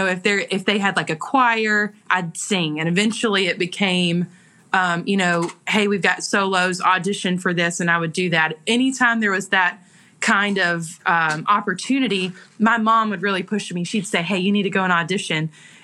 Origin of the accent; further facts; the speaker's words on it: the South, United States; accent: Southern; because my accent, my Southern accent, was ridiculously strong.